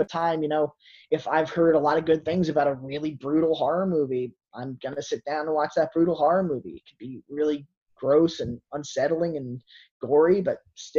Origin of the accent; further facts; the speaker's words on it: United States; now in New Jersey, United States; there was a drive-in theater in Warwick, New York that I had grown up with. It was like 20 minutes from my hometown